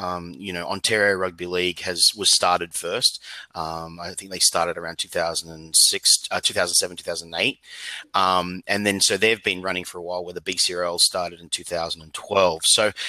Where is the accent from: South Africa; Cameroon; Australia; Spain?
Australia; moved away as an adult; now in Vancouver, Canada; as an Australian backpacker